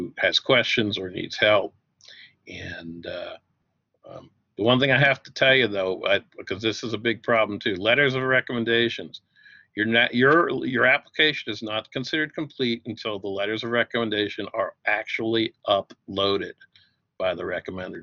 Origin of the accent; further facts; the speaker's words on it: outside of Philadelphia, Pennsylvania, United States; I grew up outside of Philadelphia